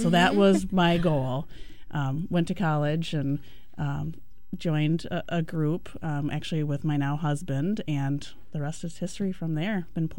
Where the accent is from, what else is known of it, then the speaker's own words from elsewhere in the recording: Appleton, Wisconsin, United States; now in Milwaukee, United States; I actually grew up in Appleton, up in north